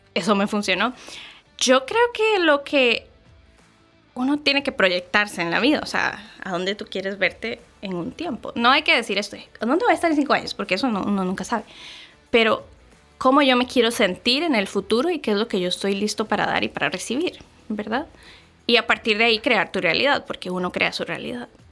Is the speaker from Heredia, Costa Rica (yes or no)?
yes; Santa Bárbara, Heredia, Costa Rica; also born or lived in San José, Costa Rica; Yo soy nacida y crecida en Costa Rica. Em, nací en San José, que es la provincia del país.